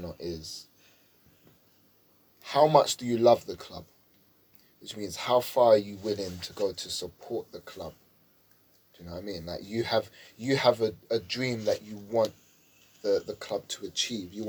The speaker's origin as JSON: {"language": "English", "region": "London", "country": "United Kingdom", "tie": "born or raised there", "said": "I grew up in Tottenham. They were the local team"}